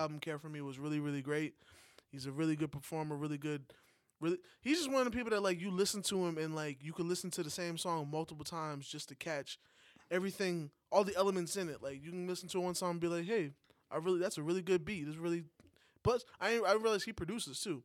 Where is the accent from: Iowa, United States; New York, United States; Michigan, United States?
New York, United States; moved away; as a New Yorker, that hasn't been in New York for a while